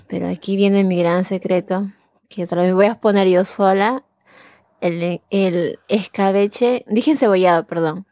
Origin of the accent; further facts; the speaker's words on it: Chosica, Lima, Peru; moved away; yo soy de Lima, pero no exactamente